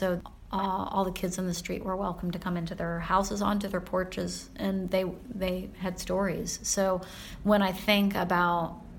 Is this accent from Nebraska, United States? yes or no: no; Central Florida, United States; moved away as an adult; also born or lived in Philadelphia, Pennsylvania; now in Minneapolis, United States; So I was born in Philadelphia, and when I was almost six, we moved to Central Florida